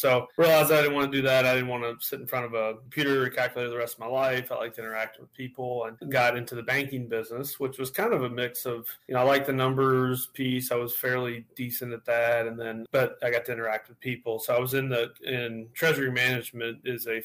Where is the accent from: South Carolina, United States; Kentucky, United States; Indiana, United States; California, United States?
Kentucky, United States; Louisville; Born and raised.